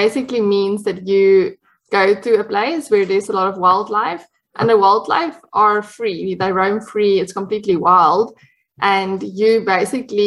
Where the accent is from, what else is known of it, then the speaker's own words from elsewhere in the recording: Cape Town, Western Cape, South Africa; accent: South African; first language Afrikaans; English is a second language; moved away as an adult; also born or lived in Pretoria, Gauteng, South Africa; now in El Paso, United States; I grew up in the province of Gauteng. Well, I was born there actually, but then I moved to the Western Cape, to Cape Town